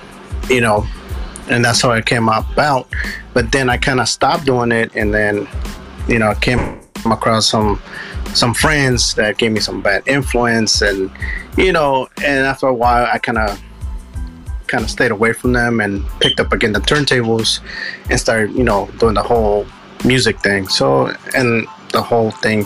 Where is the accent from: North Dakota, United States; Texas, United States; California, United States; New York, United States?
California, United States; Richmond; I'm actually from Richmond, California, the Bay Area.